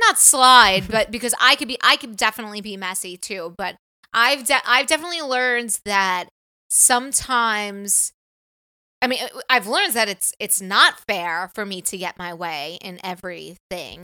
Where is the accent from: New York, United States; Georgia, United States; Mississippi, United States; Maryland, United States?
New York, United States; moved away as an adult; now in California, United States; we're from probably the East Coast